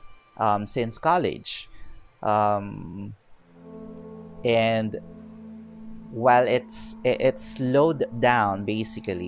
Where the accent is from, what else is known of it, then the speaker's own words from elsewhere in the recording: Philippines; also born or lived in Baguio City, Philippines / Quezon City, Philippines; I'm from the Philippines